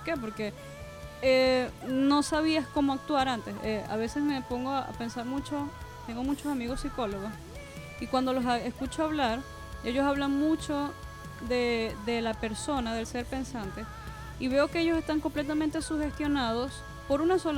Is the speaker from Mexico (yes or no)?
no; Venezuela; born there; Yo soy, yo soy venezolana. No, ahí es donde yo nací.